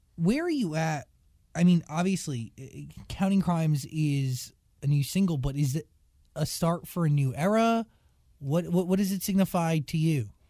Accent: New Jersey, United States; I am also from New Jersey

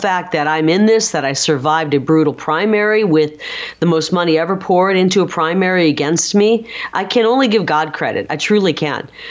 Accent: Midwest, United States; now in Arizona, United States; I'm from the Midwest

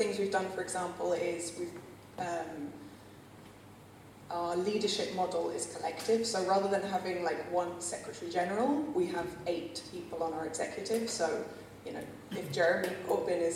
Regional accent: London, United Kingdom; moved away as an adult; now in Barcelona, Spain; I'm originally from London, in case you're all wondering about the accent, but I've been in Barcelona for 10 years

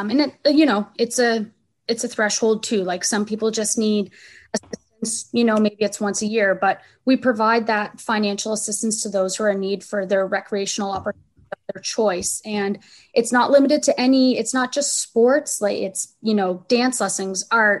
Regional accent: Saint John, New Brunswick, Canada; the neighborhood I grew up in. We were all growing up in Crescent Valley.

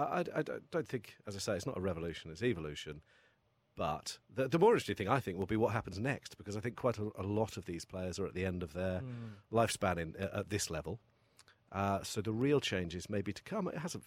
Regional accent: England, United Kingdom; as an English, you know, cricket lover

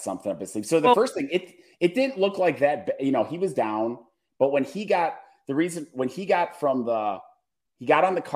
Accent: Milwaukee, Wisconsin, United States; I'm from Milwaukee

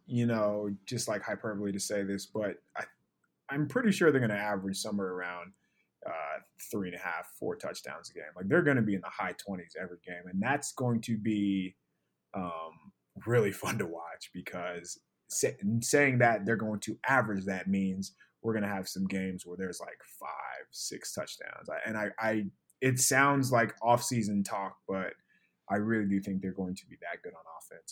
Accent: San Diego, California, United States; I was born in San Diego

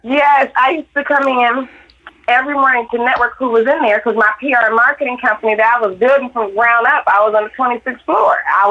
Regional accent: Detroit, Michigan, United States; I growing up in Detroit, it was over 80% black growing right. up there.

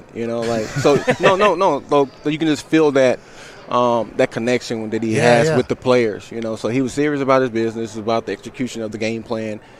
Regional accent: Palestine, Texas, United States; I'm from Palestine, Texas

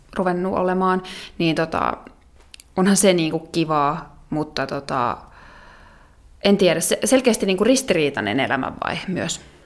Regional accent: South Ostrobothnia, Finland; moved away; also born or lived in Oulu / Eastern Finland; mä taas olen Etelä-Pohjanmaalta itse kotoisin

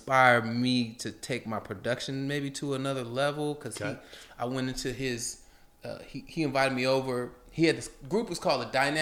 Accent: Portland, Oregon, United States; growing up in Portland

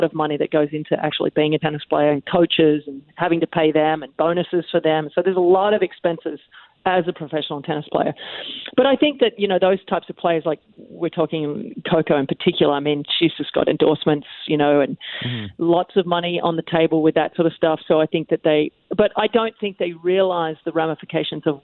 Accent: Australia; being an Australian child, we're usually outside playing a lot of sports.

